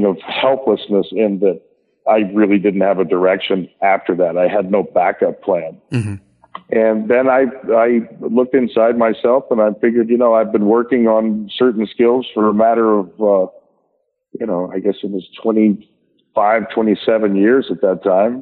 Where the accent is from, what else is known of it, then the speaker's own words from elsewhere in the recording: Tulsa, Oklahoma, United States; moved away; my hometown of Tulsa, Oklahoma